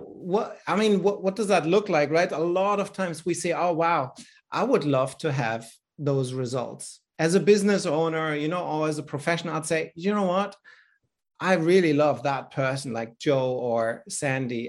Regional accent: Berlin, Germany; accent: German; English is a second language; now in Australia; I'm born in Europe in Berlin. In fact, actually, I was born behind the Iron Curtain.

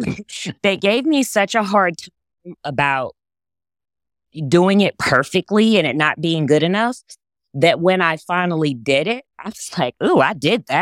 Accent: Texas, United States; I grew up in Texas. Yes.

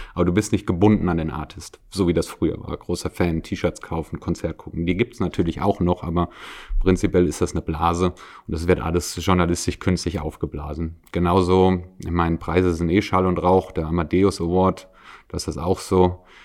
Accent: Wiesbaden, Hesse, Germany; now in Salzburg, Austria; ich komme zum Beispiel aus der Ecke Wiesbaden

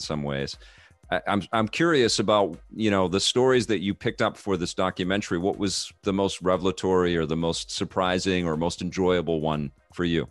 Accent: West Coast, United States; a West Coaster

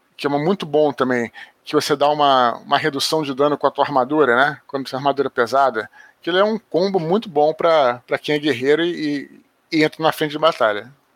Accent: Rio de Janeiro, Brazil; aqui no Rio, é, onde eu moro

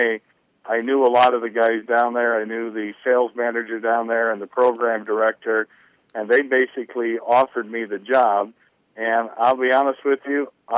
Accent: near Carroll, Iowa, United States; now in Denison, United States; my hometown is just south of Carroll, and I went to Kemper, which is a Catholic high school in Carroll

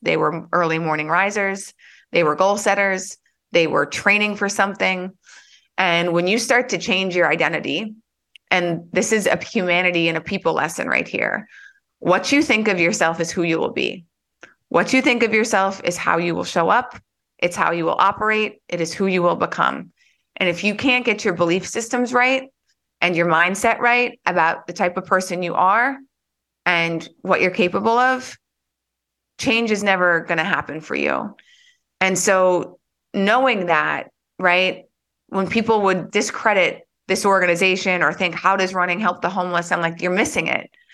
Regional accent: North Dakota, United States; moved away as an adult; also born or lived in Philadelphia; I grew up in North Dakota

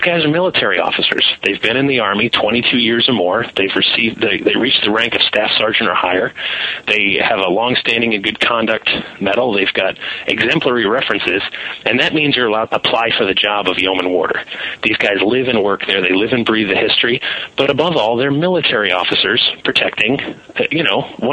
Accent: United States; I'm an American. I speak English and a little bit of a few other languages

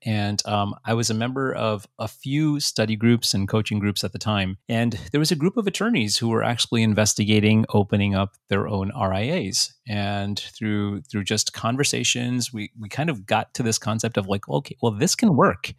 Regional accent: United States; English is a second language; I was a first generation born here. I was born a year after my parents migrated here. I didn't speak any English until I was five years old.

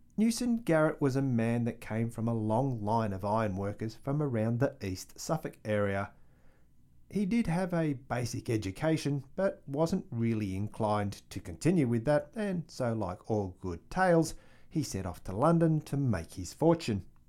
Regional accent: Australia; I'm an Australian

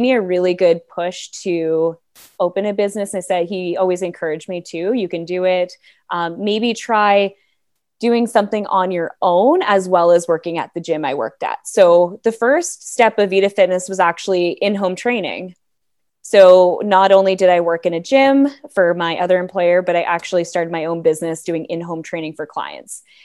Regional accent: Toronto, Ontario, Canada; moved away as an adult; now in Bracebridge, Canada; I'm from Toronto, right in the heart of Toronto

